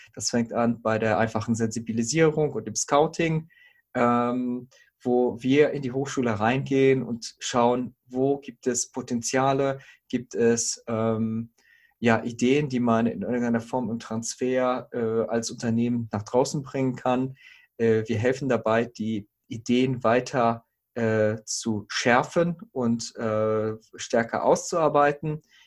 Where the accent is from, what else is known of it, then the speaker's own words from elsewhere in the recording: Herford, North Rhine-Westphalia, Germany; moved away as an adult; also born or lived in Bonn; now in Bielefeld, Germany; ich komme eigentlich aus Herford, bin eine Zeit lang nach äh, Bonn gegangen zum Studium